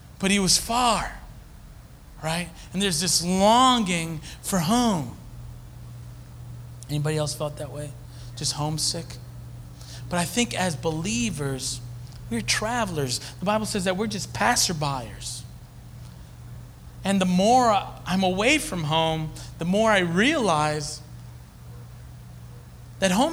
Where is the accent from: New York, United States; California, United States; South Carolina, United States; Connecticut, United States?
New York, United States; Hempstead; moved away as an adult; now in Philadelphia, United States; I'm from Hempstead, New York